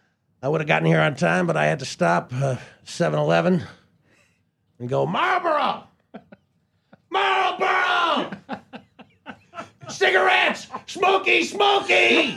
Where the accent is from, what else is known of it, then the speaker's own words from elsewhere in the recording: Canada; But I do, because I'm Canadian. And we all help each other there.